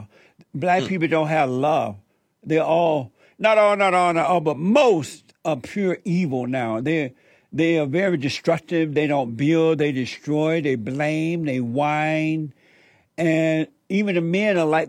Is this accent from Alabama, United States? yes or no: yes; Alabama, United States; I grew up in Alabama on a plantation